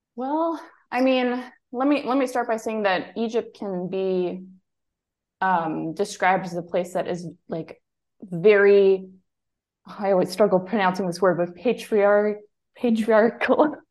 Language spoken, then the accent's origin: English; Germany; moved away as an adult; also born or lived in Greece; I was born and raised in Germany